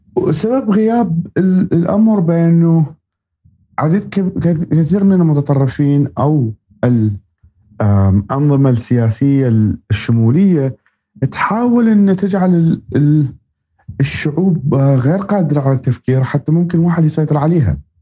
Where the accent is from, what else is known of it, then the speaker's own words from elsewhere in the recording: Baghdad, Baghdad Governorate, Iraq; now in United States; أصلي من مواليد آه، محافظة بابل في وسط العراق وربيت في العاصمة بغداد